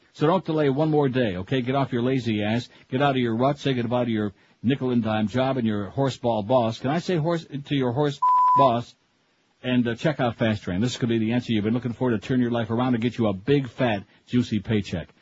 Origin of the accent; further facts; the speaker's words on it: Canandaigua, New York, United States; moved away; my hometown